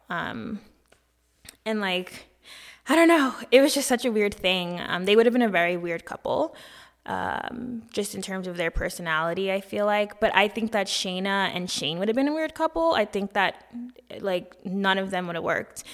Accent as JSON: {"language": "English", "country": "United States", "said": "I am from America"}